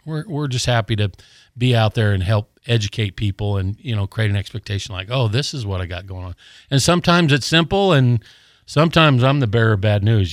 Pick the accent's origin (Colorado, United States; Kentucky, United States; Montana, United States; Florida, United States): Colorado, United States; now in Gulf Breeze, United States; I grew up in Colorado